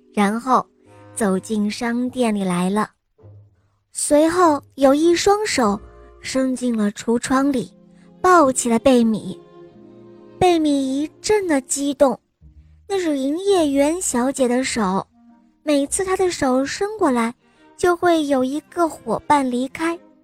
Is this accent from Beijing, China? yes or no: yes; Beijing, China; 我今年我七岁了，我来自北京